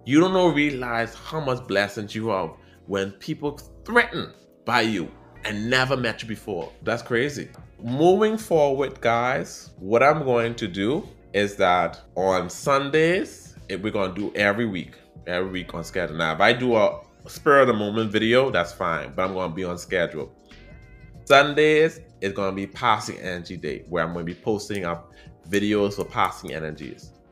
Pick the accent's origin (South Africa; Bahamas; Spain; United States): Bahamas; accent: Caribbean